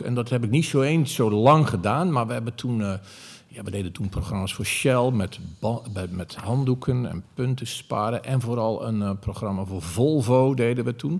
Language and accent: Dutch; Zeeland, Netherlands; moved away as an adult; also born or lived in Amsterdam; Ik kwam uit Zeeland, ik was 18.